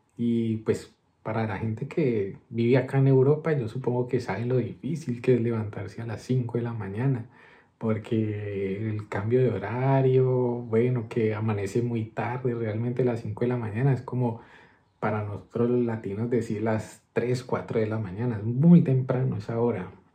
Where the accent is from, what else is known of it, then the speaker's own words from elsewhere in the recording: Colombia; also born or lived in Madrid, Spain; now in Spain; somos nosotros los colombianos